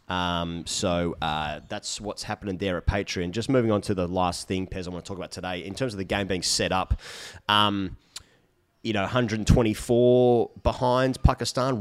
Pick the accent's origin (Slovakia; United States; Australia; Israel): Australia; my prerogative as an Australian